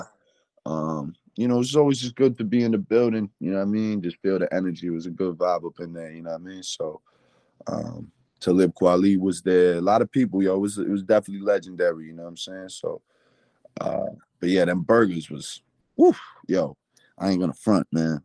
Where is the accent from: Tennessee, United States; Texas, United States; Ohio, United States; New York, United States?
New York, United States; New York City; as a New Yorker